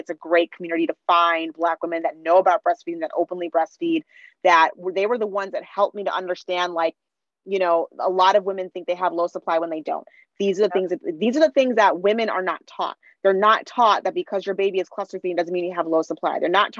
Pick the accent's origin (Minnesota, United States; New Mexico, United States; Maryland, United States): Minnesota, United States; now in Washington, D.C. area, United States; I grew up in Minnesota. That was more white than where I am now, which is in the DC area